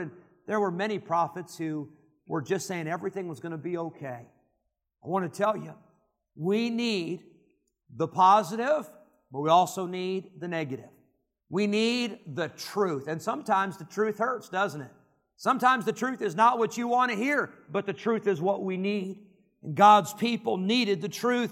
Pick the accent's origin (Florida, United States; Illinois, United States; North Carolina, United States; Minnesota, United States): Illinois, United States; Rockford; also born or lived in Geneseo, Illinois; I grew up in Rockford, Illinois, which is pretty big city for the Midwest, one hundred fifty thousand.